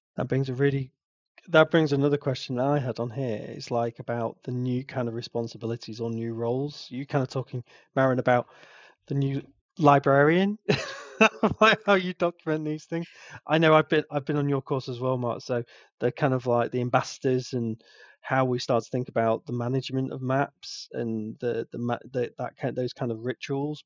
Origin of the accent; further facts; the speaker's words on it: England, United Kingdom; I'm so English